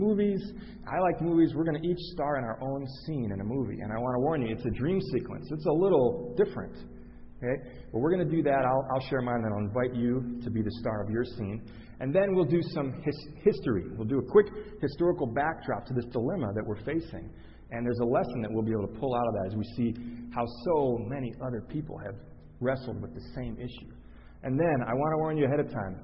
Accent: Chicago, Illinois, United States; I grew up in Chicago

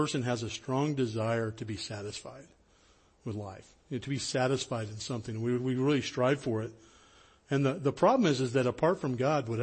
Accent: High Sierras, Northern California, United States; I was born and raised in Northern California up in the High Sierras.

